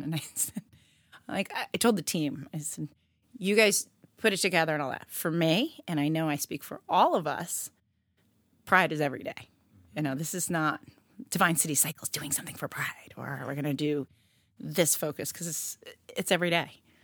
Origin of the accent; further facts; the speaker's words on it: New York City, New York, United States; moved away as an adult; also born or lived in Woodstock, Vermont; now in Providence, United States; We moved to New York City. I grew up in Harlem